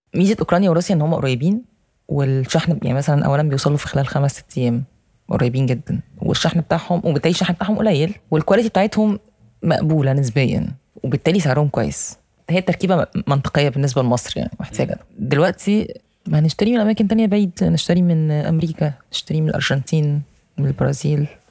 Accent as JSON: {"language": "Arabic", "country": "Egypt"}